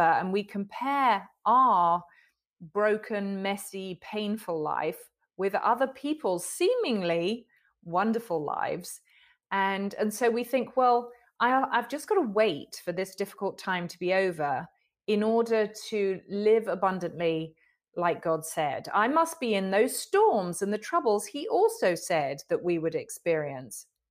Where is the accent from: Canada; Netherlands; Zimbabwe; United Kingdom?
United Kingdom; I'm a Brit